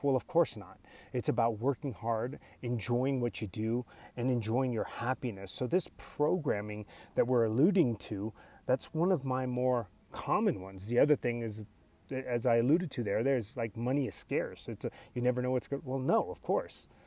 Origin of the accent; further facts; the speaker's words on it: United States; English is a second language; I'm a first generation American. They were immigrants